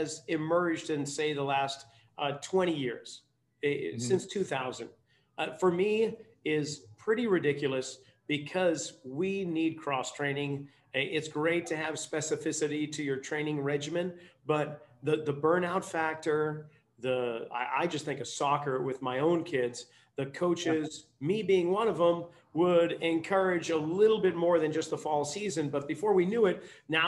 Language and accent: English; New England, United States; now in Santa Cruz, United States; growing up in New England